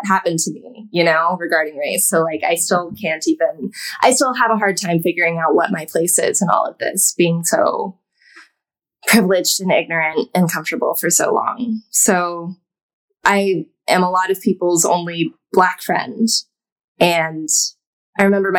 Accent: a suburb outside of Austin, Texas, United States; now in New York, United States; I'm from a suburb outside of Austin, which was not progressive

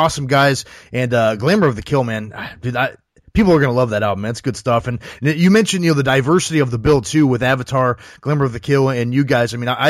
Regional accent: Ohio, United States; I grew up in Ohio myself

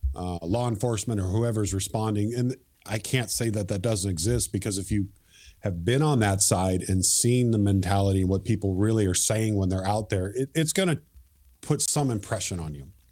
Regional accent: Marysville, Washington, United States; growing up in Marysville

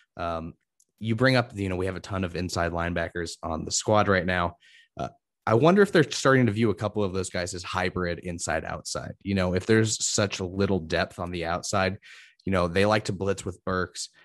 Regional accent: Indiana, United States; I'm from Indiana, so I hear about Notre Dame all the time.

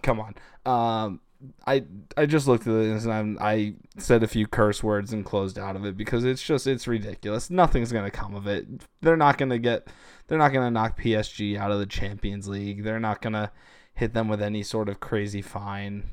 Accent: United States; as an American soccer person

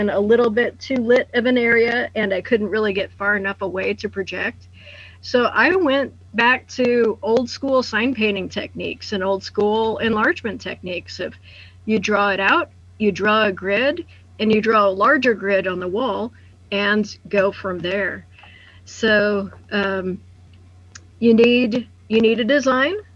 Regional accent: Lucas, Kansas, United States; my hometown of Lucas

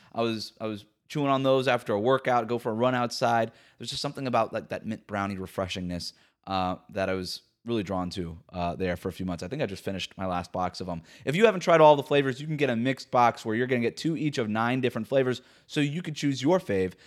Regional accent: Florida, United States; my home state of Florida

